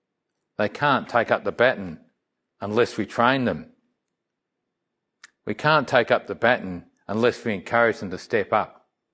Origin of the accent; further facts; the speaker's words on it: Melbourne, Victoria, Australia; As I was saying about this little church that I grew up in Melbourne, service was one thing that came into mind.